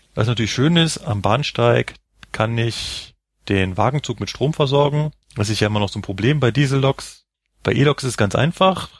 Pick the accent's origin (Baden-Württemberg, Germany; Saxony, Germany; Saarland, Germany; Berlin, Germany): Berlin, Germany; now in Munich, Germany; ich komme ja ursprünglich aus Berlin